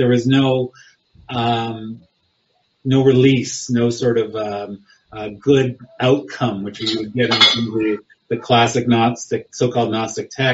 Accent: Alberta, Canada; now in Oklahoma, United States; I'm from Alberta, so I'm like in the middle of Montreal and Victoria

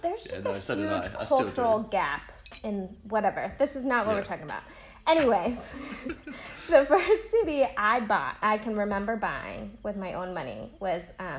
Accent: Portland, Oregon, United States; now in Nashville, United States; I am from Portland, Oregon, Pacific Northwest, baby. And that's where my home is. That's where my heart is. And soon I'll be leaving the South and moving to Philadelphia.

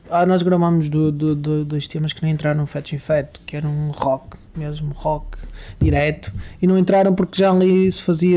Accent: Barcelos, Norte, Portugal; eu sou natural de uma, de uma freguesia com um nome engraçado que se chama Vila Seca.

